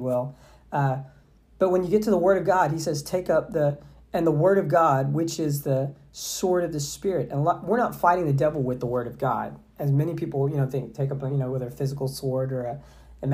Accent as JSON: {"language": "English", "region": "Southeast Texas", "country": "United States", "tie": "born or raised there", "said": "I grew up in Southeast Texas"}